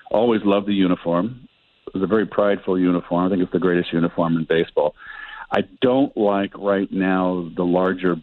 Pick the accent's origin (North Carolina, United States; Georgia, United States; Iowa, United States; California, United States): California, United States; San Francisco; also born or lived in Pacifica, California; I grew up in San Francisco